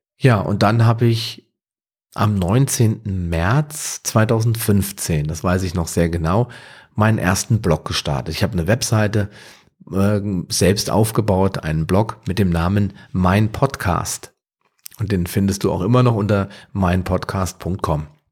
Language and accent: German; Wetterau, Hesse, Germany; aus meiner Heimat, der Wetterau